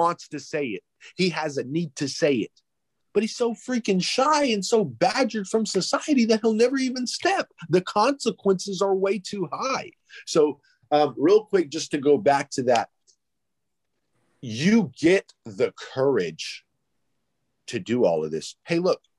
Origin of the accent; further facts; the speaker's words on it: Greece; I'm from Greece.